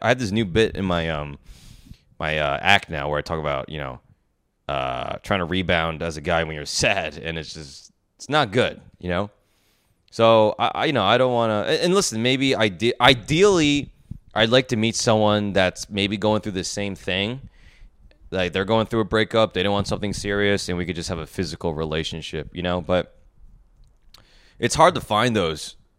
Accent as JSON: {"language": "English", "region": "New Jersey", "country": "United States", "tie": "born or raised there", "said": "growing up in New Jersey"}